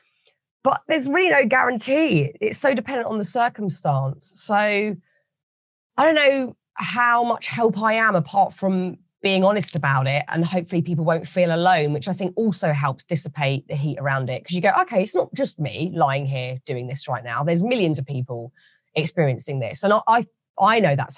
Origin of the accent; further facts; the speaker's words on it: United Kingdom; As a British person